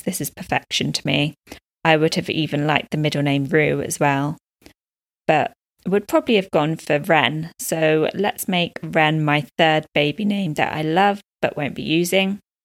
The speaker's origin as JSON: {"language": "English", "country": "United Kingdom", "moved": "as an adult", "lives_now": "Dubai, United Arab Emirates", "said": "I'm a British expat living in Dubai, U A E, with my partner and baby girl."}